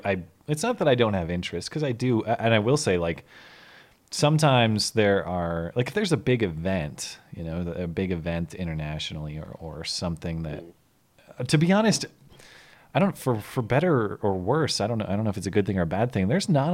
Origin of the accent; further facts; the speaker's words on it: United States; Cause I'm an American Rube.